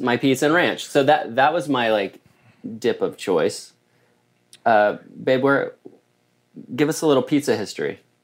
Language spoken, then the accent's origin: English; Oklahoma, United States; now in Southern California, United States; I grew up in Oklahoma